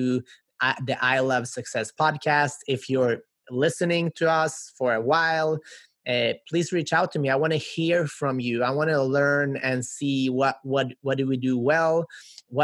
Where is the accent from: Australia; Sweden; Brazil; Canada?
Sweden; now in United States; I grew up in Sweden to immigrant parents